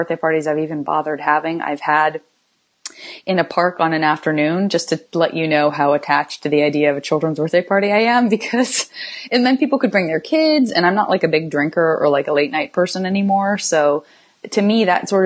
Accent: Tucson, Arizona, United States; also born or lived in San Francisco; now in Los Angeles, United States; I'm originally from Tucson

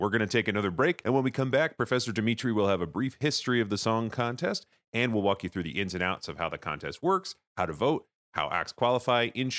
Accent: United States; We're American.

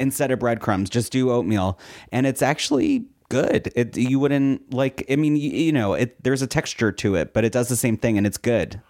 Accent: Philadelphia, Pennsylvania, United States; I grew up in Philly

